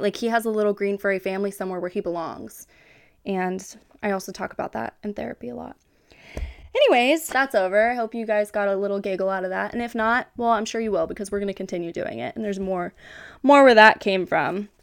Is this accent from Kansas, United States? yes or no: yes; Kansas, United States; even though I'm from Kansas, I'm a Kansas girly